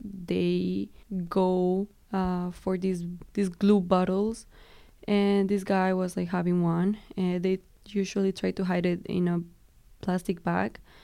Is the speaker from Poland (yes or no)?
no; Colombia; moved away; I'm from Colombia